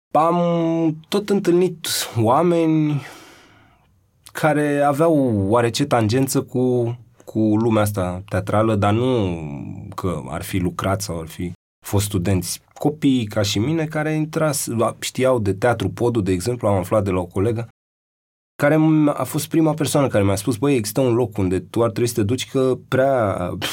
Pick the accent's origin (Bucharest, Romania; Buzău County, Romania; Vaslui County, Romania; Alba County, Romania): Bucharest, Romania; eu nu sunt din Piatra Neamț, sunt de aici